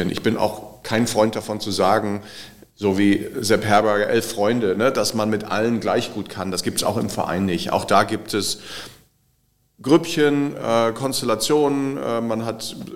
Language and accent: German; Bremen, Germany; Und äh, als Bremer, wir saßen dann irgendwie dazwischen.